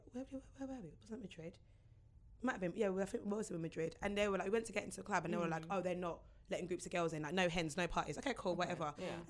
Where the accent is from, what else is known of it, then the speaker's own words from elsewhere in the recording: Essex, East of England, United Kingdom; I'm a black girl, I grew up in Essex